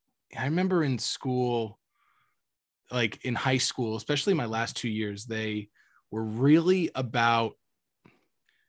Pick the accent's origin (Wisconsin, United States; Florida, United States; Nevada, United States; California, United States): Florida, United States; Cape Coral; my hometown in Cape Coral